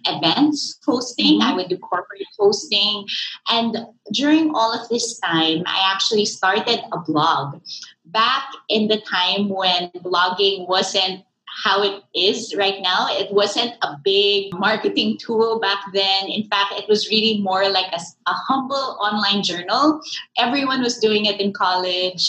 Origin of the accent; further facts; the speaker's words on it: Philippines; I am from the Philippines.